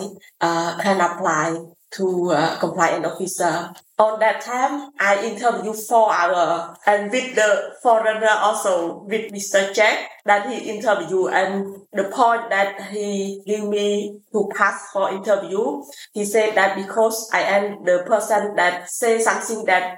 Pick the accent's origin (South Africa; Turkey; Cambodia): Cambodia; Siem Reap; also born or lived in Phnom Penh; I'm from Siem Reap province